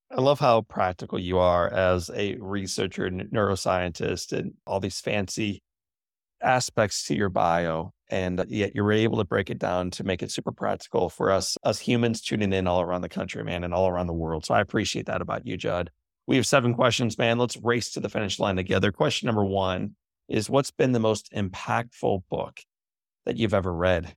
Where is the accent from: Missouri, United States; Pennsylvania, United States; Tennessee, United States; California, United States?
Missouri, United States; St. Louis; my hometown of Saint Louis, Missouri